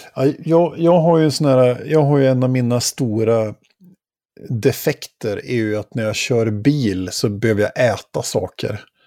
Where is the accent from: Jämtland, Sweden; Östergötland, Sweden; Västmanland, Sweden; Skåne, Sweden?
Jämtland, Sweden; Åre; i Åre där jag växte upp när jag var tonåring